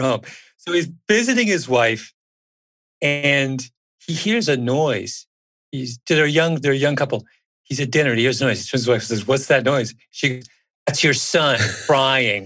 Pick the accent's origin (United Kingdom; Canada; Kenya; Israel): Canada; I'm a Canadian.